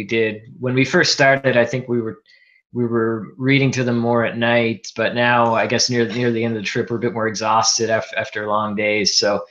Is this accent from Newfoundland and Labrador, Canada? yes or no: yes; Newfoundland and Labrador, Canada; now in Toronto, Canada; I was born in Newfoundland, which is mainly of Irish heritage, and as am I. But I guess I consider myself a Maritimer more so than somebody of Irish heritage.